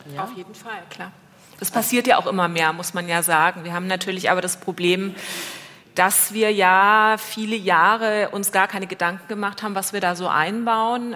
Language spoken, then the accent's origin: German; Germany; Bei uns in Deutschland